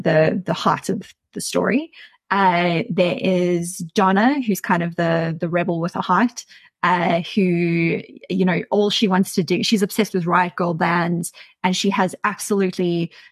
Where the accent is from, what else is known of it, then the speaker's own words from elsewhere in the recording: Centurion, Gauteng, South Africa; I grew up in Centurion and I was a really weird teenager